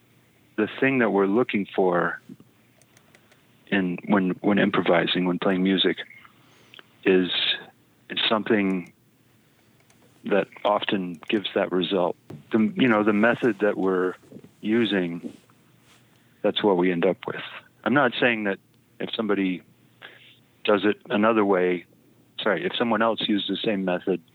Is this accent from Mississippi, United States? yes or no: no; Fayetteville, Arkansas, United States; When I was a kid growing up in Fayetteville